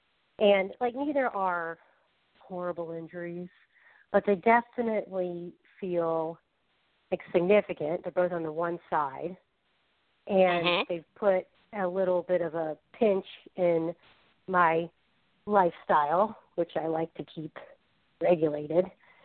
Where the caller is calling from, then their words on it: Falls Church, Virginia, United States; …. I'm from Falls Church, Virginia.